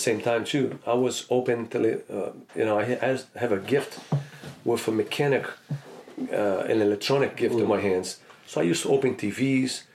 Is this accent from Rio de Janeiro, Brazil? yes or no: yes; Rio de Janeiro, Brazil; now in United States; I grew up in Rio de Janeiro, in the Flamengo neighborhood.